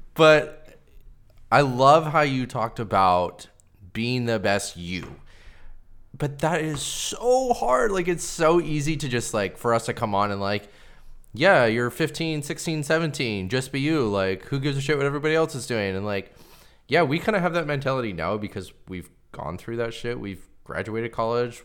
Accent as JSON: {"language": "English", "region": "Pacific Northwest", "country": "United States", "tie": "born or raised there", "said": "I grew up here in the Pacific Northwest."}